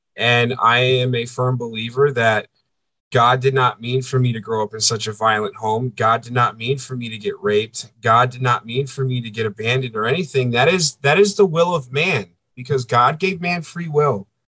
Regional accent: East Coast, United States; moved away as an adult; now in central United States; I'm a coastal boy. I grew up on the East Coast. I'm living in the middle of the freaking country

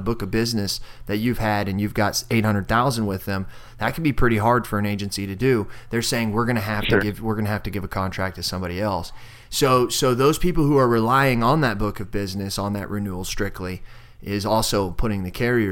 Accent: Southern Illinois, United States; there's two agencies in my hometown

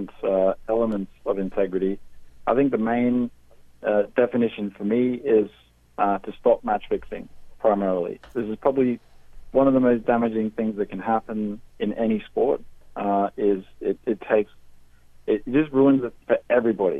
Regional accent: Australia; moved away as an adult; now in United Kingdom; I'm Australian

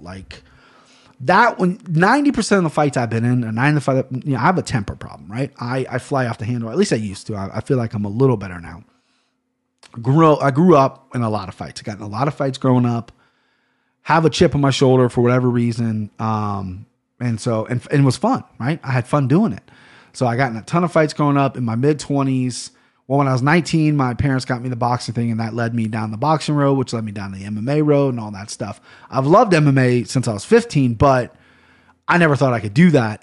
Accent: Cincinnati, Ohio, United States; I'm from Cincinnati, Ohio

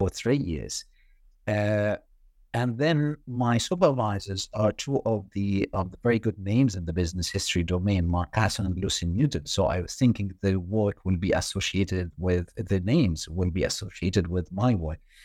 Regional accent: Egypt; moved away as an adult; I did my undergrad in banking, and this was back in Egypt, my home country

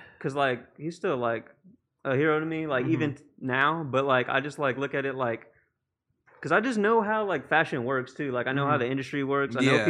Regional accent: South San Francisco, California, United States; I'm from South San Francisco.

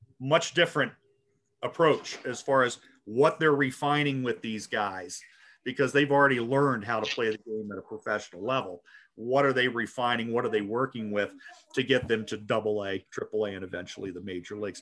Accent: Baltimore, Maryland, United States; moved away; also born or lived in Boise / Spokane; Growing up in Baltimore as a kid

